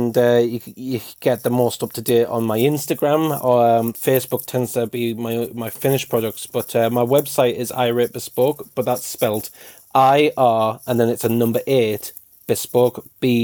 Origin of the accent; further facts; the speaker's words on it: United Kingdom; I'm British